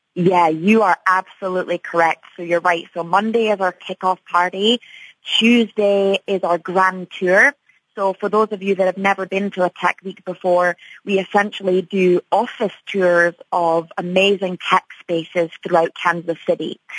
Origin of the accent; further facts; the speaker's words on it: Edinburgh, Scotland, United Kingdom; moved away as an adult; now in Chicago, United States; I am from Edinburgh, Scotland, and I moved to Chicago about eight years ago from the UK.